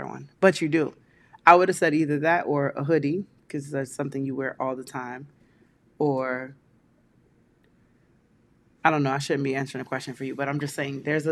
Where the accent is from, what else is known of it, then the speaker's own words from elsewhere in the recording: Kingston, Jamaica; moved away; also born or lived in New York; my hometown of Kingston, Jamaica.